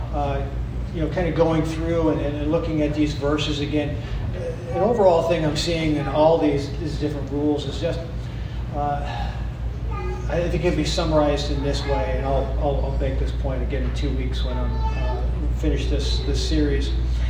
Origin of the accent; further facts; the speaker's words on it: East Coast, United States; now in Midwest, United States; I'm up from the East Coast